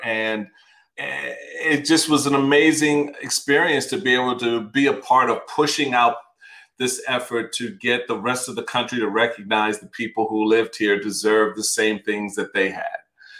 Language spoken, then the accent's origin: English; Washington, District of Columbia, United States; I grew up in Washington, D.C. At a very interesting period in our nation's history.